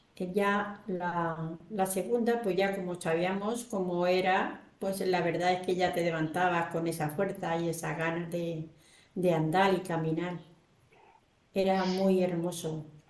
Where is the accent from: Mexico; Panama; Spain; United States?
Spain; Albacete, Castilla-La Mancha; yo le dije que era de Albacete